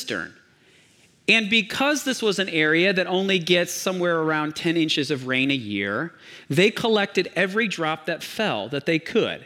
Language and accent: English; Michigan, United States; I grew up in Michigan, and we only had two seasons as well.